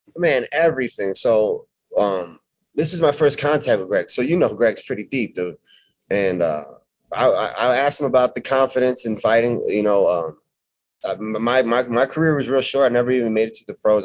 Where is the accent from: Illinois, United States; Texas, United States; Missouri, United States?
Illinois, United States; Chicago suburbs; Chicago suburbs, about 20 minutes outside Chicago, 30 minutes.